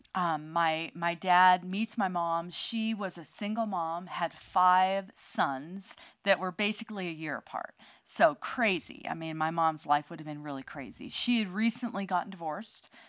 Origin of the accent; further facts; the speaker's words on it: outside San Francisco, California, United States; I was born in California, outside of um, San Francisco